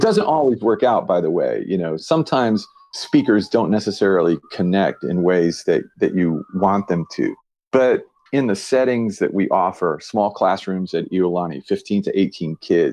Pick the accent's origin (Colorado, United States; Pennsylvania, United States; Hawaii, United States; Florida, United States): Hawaii, United States; I'm from Hawaii